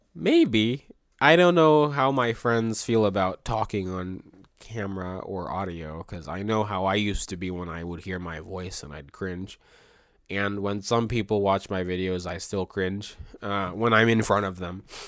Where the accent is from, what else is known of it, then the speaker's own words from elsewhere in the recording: Maryland, United States; I was born and raised in Maryland.